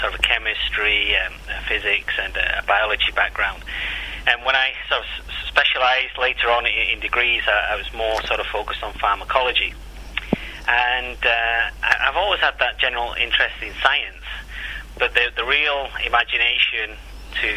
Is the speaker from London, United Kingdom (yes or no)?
no; Salford, North West England, United Kingdom; moved away; I was born and bred in Salford in Manchester